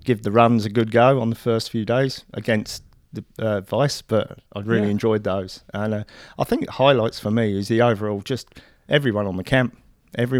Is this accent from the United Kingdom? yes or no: yes; Luton, East of England, United Kingdom; now in Christchurch, New Zealand; I'm originally from the UK. I was born in Luton, just north of London. But I've been in Christchurch now for 15 years.